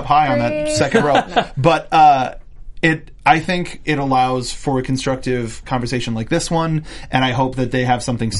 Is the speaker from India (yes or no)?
no; Canada; I'm from Canada.